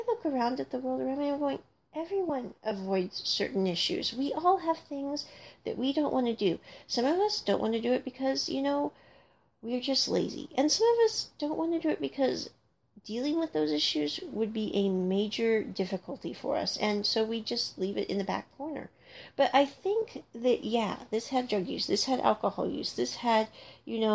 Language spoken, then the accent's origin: English; United States; growing up in America during the time period I grew up in America